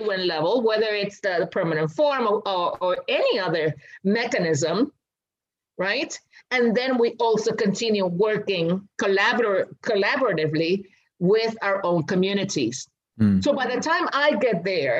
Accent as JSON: {"language": "English", "country": "Puerto Rico", "said": "home is not just Boriken, right? But it will be our ancestral territory"}